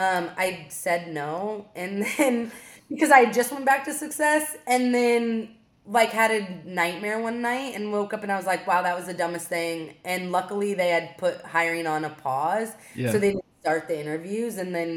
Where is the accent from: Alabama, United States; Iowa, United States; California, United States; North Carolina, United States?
Iowa, United States; moved away; I grew up in Iowa.